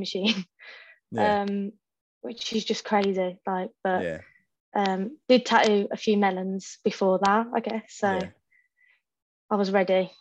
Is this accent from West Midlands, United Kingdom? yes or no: yes; Wolverhampton, West Midlands, United Kingdom; moved away as an adult; now in Birmingham, United Kingdom; I started apprenticing in like my hometown, from Wolverhampton originally